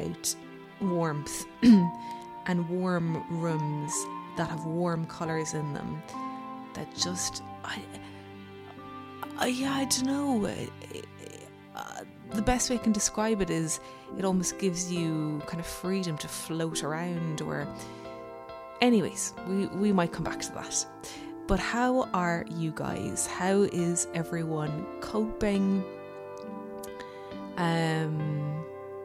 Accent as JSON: {"language": "English", "town": "Cork", "region": "Munster", "country": "Ireland", "tie": "born or raised there", "moved": "yes", "lives_now": "Westport, Ireland", "said": "growing up in Cork"}